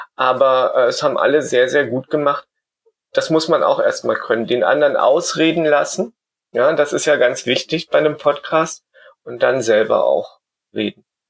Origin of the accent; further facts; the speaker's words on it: Germany; moved away as an adult; now in Vienna, Austria; Ich bin ja eigentlich aus Deutschland und bin dann wegen meiner Arbeit nach Österreich gegangen. 2006 nach Wien